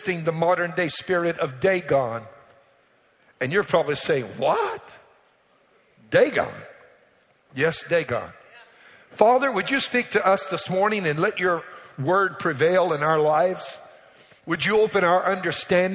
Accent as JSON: {"language": "English", "area": "Cajun", "region": "Louisiana", "country": "United States", "said": "Being a Cajun, I've got Cajun culture"}